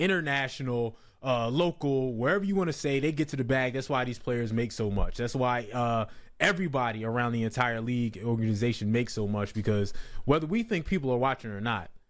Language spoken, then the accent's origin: English; New Jersey, United States; I'm from Jersey.